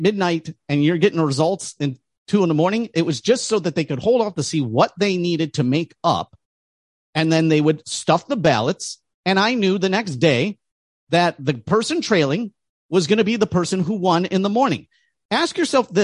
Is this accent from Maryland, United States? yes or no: no; Detroit, Michigan, United States; I grew up in Detroit